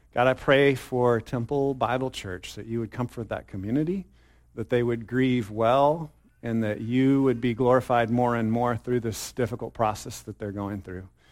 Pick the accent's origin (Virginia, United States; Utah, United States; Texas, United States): Texas, United States; I'm a Texan, okay? I'm a Texan, Texas, sorry, Texas, all hail the mighty state